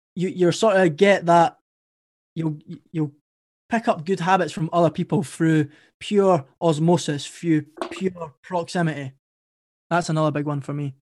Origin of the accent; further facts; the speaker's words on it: Edinburgh, Scotland, United Kingdom; accent: Scottish; my story started in Edinburgh, Scotland. That's where I'm from. And I had a pretty good upbringing.